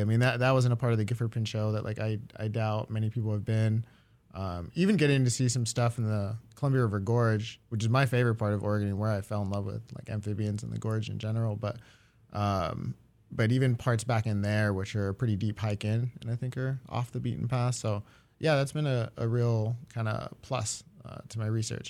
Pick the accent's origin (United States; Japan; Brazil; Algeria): Japan; moved away; I grew up in Japan mostly, uh, as a kid